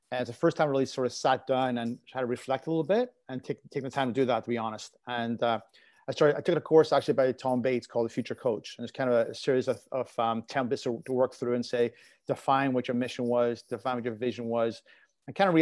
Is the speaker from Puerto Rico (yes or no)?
no; Belfast, Northern Ireland, United Kingdom; now in North America; growing up in Belfast and playing in the streets